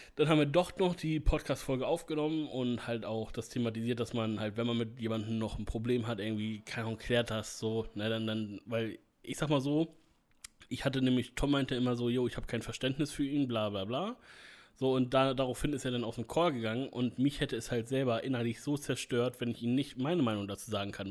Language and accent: German; Northern Germany, Germany; ich bin durchweg Norddeutscher und da bin ich auch stolz drauf